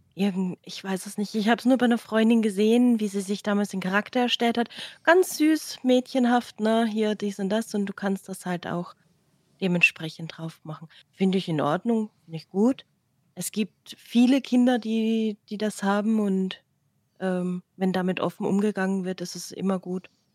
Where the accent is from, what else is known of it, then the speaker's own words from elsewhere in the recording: Austria; bei uns in Österreich